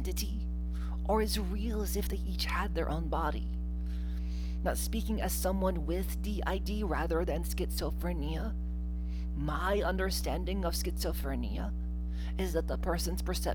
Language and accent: English; Mississippi, United States; I grew up in Mississippi